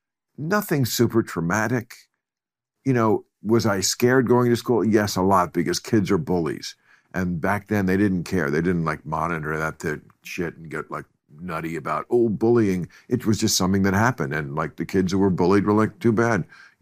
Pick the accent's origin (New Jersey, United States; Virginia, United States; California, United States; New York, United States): New Jersey, United States; I grew up in Bergen County, New Jersey